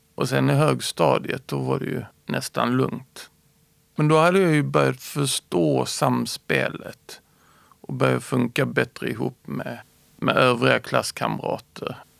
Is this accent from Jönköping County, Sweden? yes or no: no; Skåne, Sweden; also born or lived in Småland; Jag är född smålänning och flyttade till Skåne när jag började i tvåan.